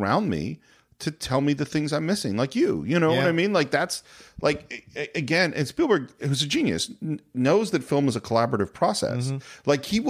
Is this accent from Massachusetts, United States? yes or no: no; California, United States; and I'm a Northern California boy, that are different, you know, the different ways of looking at it from growing up in California.